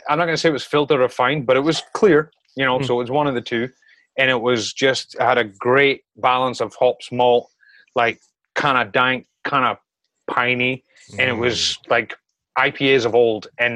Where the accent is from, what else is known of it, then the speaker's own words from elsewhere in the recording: Scotland, United Kingdom; now in New York, United States; I'm from Scotland